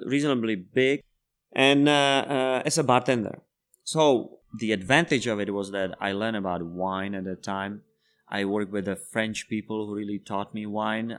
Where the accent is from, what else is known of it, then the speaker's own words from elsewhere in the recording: Czechia; first language Czech; English is a second language; moved away as an adult; also born or lived in Spain; I'm from Czech Republic. I have been living there for twenty years